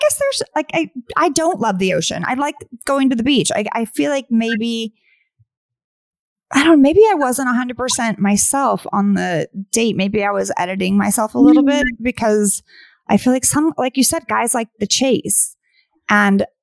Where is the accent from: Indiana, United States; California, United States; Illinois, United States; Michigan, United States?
California, United States; Northern; also born or lived in New York; now in Los Angeles, United States; I'm originally from Northern California, but I lived in New York for 6 years